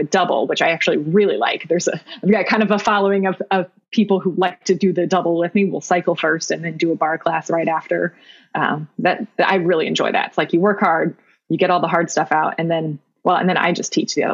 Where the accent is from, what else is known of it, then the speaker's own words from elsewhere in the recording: Newton, Illinois, United States; now in Chicago area, United States; Middle of nowhere, Southern Illinois. I went to high school at Newton High School.